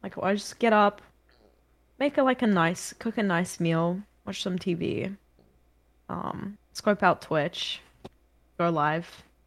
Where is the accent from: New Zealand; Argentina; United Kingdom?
New Zealand; accent: New Zealand; now in Australia; I've got a New Zealand accent, but my accent's not that strong